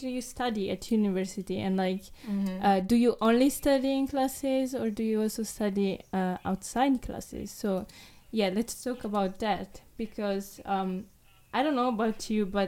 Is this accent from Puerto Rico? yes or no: no; Italy; also born or lived in Japan; I decided to come back to my hometown. And now I'm here in Italy